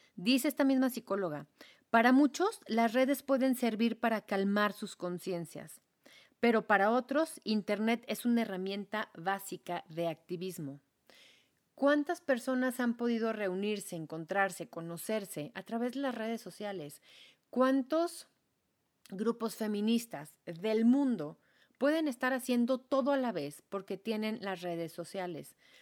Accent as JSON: {"language": "Spanish", "country": "Mexico", "said": "soy mexicana y soy mm, semiblanca"}